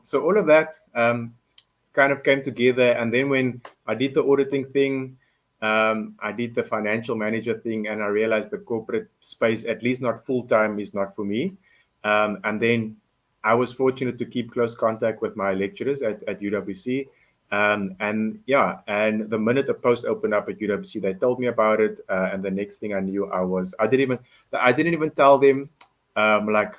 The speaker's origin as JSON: {"language": "English", "town": "Cape Town", "region": "Western Cape", "country": "South Africa", "tie": "born or raised there", "said": "I'm a Cape Townian, born and bred in Belhar"}